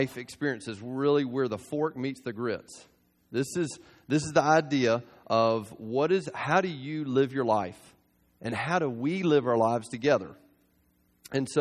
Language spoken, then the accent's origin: English; South Georgia, United States; I grew up in South Georgia